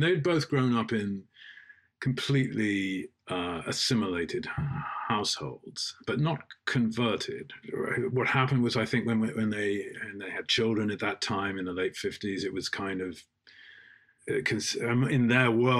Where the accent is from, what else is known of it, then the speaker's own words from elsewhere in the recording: England, United Kingdom; when people asked, as they often did in England, that we were Jewish by race and Christian